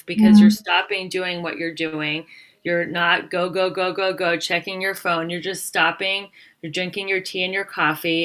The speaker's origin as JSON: {"language": "English", "country": "United States", "said": "I'm from America"}